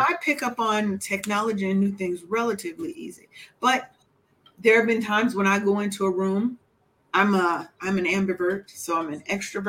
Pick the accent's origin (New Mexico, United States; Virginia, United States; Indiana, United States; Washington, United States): Washington, United States; Seattle; I'm from Seattle, but my people is from the South.